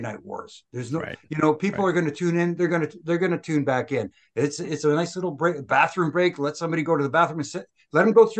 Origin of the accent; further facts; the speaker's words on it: Canada; I'm Canadian.